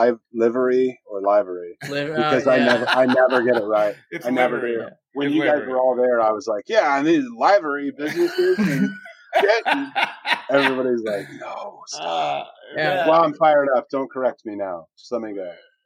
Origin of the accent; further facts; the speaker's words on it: Ohio, United States; I grew up in Ohio